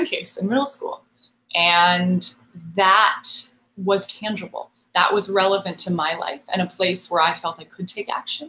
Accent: Marin County, San Francisco Bay Area, California, United States; moved away; also born or lived in New York City; I'm very proudly from the North Bay, from the San Francisco Bay Area

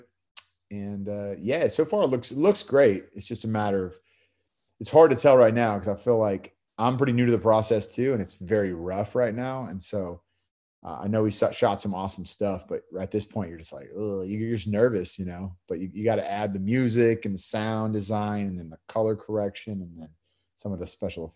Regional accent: the Bay Area, California, United States; also born or lived in San Diego; now in Los Angeles, United States; I grew up in the Bay Area, moved down to San Diego

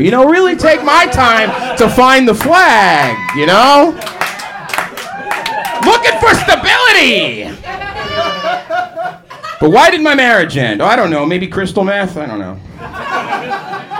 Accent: Boston, Massachusetts, United States; now in Portland, United States; I'm from Boston

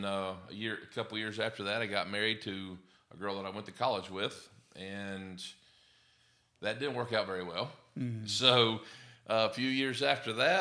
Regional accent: West Virginia, United States; moved away as an adult; now in Alabama, United States; I was born and raised in West Virginia

